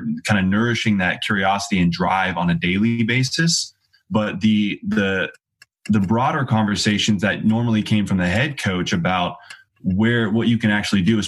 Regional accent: San Joaquin Valley, California, United States; I grew up in San Joaquin Valley

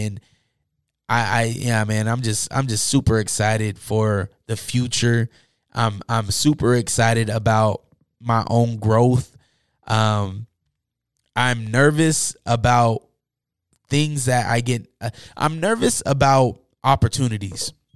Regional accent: Salt Lake City, Utah, United States; growing up in Utah and Salt Lake City

